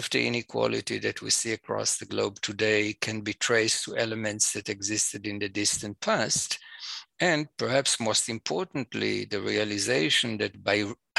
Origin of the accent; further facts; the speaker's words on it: Jerusalem, Jerusalem District, Israel; I'm an Israeli. I was born and raised in Jerusalem